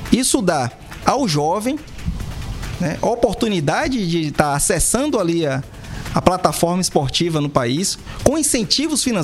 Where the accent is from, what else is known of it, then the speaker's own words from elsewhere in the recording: Northeast Region, Brazil; nossa Paraíba como um todo, Muca muito feliz como nordestino de voltar sempre à Paraíba. Nesse jeito corrido hoje, essa vida de ministro é, é, é bate e volta, mas não deixa de ser bastante gratificante estar aqui de volta ao meu Nordeste.